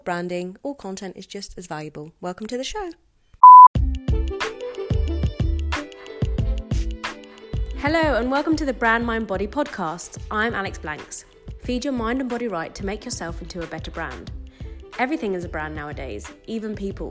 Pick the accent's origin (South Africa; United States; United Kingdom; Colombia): United Kingdom; Brighton, South East England; moved away as an adult; now in London, United Kingdom; I was born and raised in Brighton and then travelled a bit and moved to London